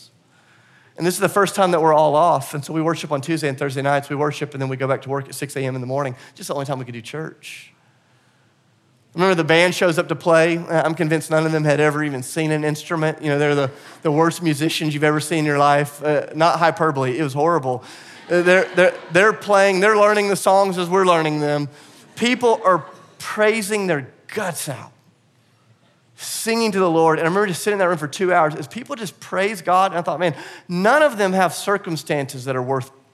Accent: the South, United States; I'm from the South and I'm a Christian

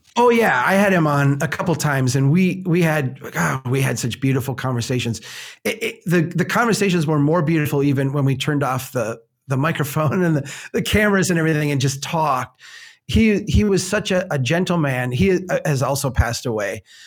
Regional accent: United States; we're, we're American

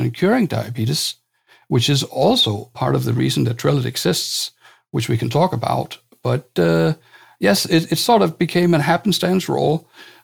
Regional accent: Denmark; I come from Denmark

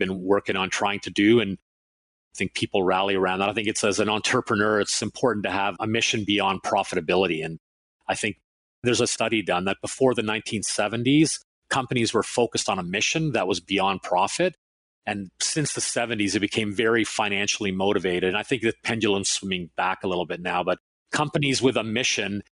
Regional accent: Canada; also born or lived in Finland / Toronto; I was born in Finland and came to Canada when I was 5 years old

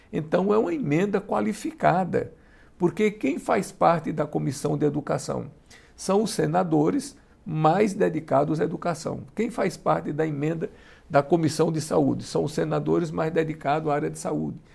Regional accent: Piauí, Brazil; eu sou do Piauí.

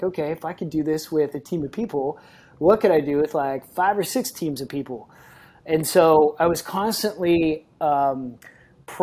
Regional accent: Kansas City, Missouri, United States; moved away as an adult; now in San Diego, United States; I moved from Kansas City, that's where I grew, spent a lot of time there, probably 24 years of my life in Kansas City

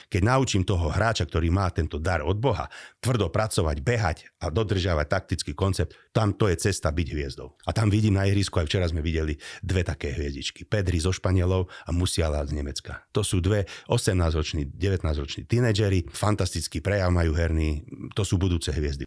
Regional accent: Slovakia; nie sme my Slováci

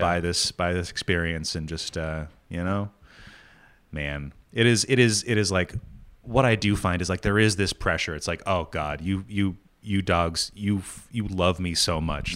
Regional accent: New England, United States; moved away; also born or lived in New York; growing up in New England

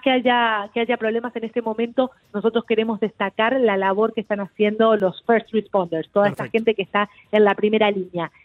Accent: Argentina; now in Miami, United States; mi país, yo soy argentina

